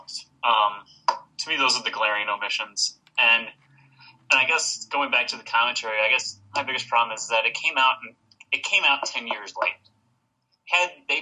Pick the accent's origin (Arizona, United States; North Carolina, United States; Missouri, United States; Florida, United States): Missouri, United States; St. Louis; I'm from St. Louis